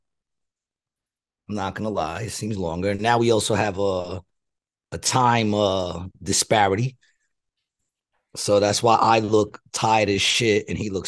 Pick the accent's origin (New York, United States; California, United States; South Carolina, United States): New York, United States; I'm from New York